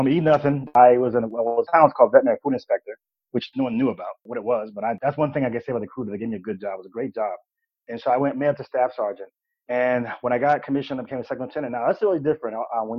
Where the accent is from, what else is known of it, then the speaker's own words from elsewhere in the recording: Fort Hood, Texas, United States; born there; I mean, in fact, I was born in Fort Hood.